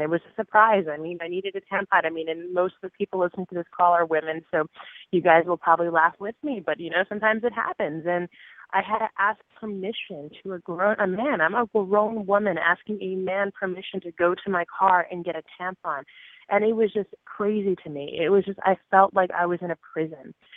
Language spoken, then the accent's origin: English; New Jersey, United States; I grew up in New Jersey uh, in a, small town in a very rural area, rural community.